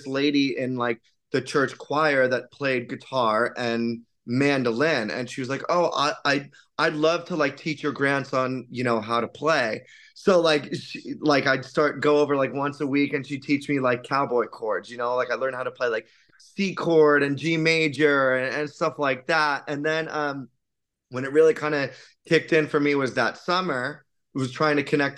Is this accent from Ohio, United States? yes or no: no; West Palm Beach, Florida, United States; growing up in South Florida and like West Palm Beach